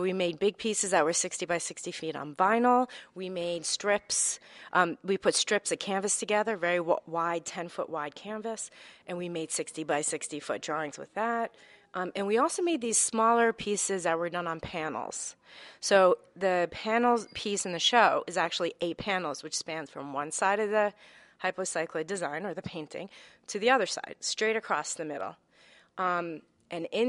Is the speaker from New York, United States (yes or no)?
yes; White Plains, New York, United States; now in Bronx, United States; My family, both sides of my family, are from the Bronx, Morris Park area, but I grew up in Westchester, in right near White Plains